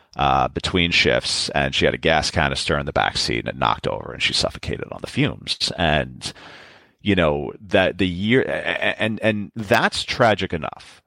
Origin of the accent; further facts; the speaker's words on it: New York City, New York, United States; I, am born and raised in New York